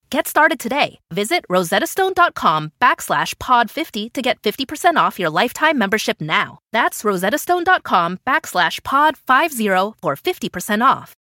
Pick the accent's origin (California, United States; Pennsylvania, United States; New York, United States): Pennsylvania, United States; Philadelphia; my hometown of Philadelphia